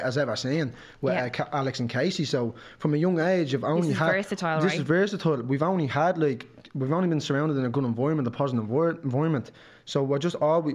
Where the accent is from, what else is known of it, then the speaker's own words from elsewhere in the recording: Dublin, Leinster, Ireland; when I was growing up in Ringsend